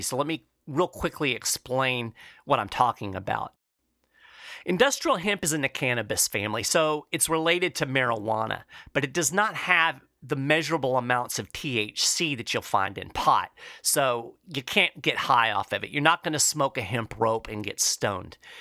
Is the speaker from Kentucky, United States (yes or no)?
yes; Lexington, Kentucky, United States; here in my hometown of Lexington, Kentucky